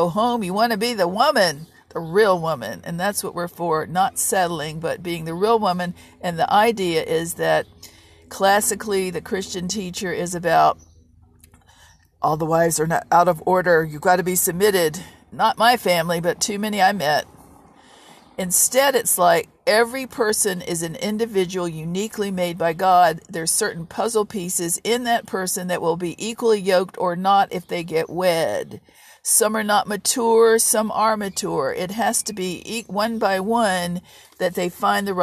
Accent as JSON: {"language": "English", "region": "Virginia", "country": "United States", "tie": "born or raised there", "said": "I grew up in Virginia"}